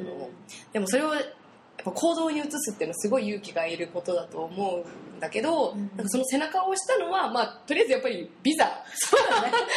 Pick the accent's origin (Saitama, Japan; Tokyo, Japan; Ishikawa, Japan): Saitama, Japan; 私はやっぱ埼玉出身だから